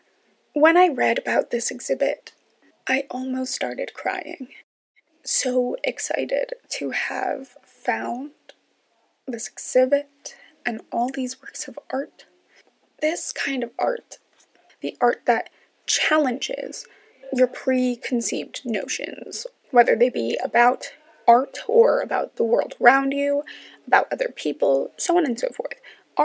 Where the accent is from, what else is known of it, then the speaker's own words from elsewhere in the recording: New York, United States; now in Washington, D.C., United States; I am from New York